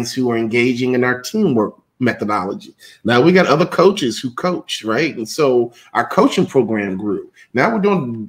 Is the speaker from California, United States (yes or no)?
no; Chicago, Illinois, United States; being a civil rights baby growing up in Chicago